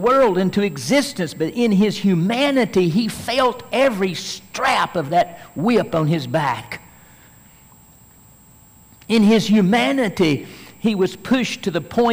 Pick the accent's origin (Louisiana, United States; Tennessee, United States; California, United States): Tennessee, United States; I grew up in Tennessee